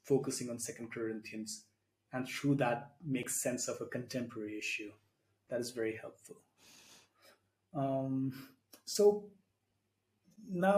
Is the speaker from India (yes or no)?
yes; India; as an Indian myself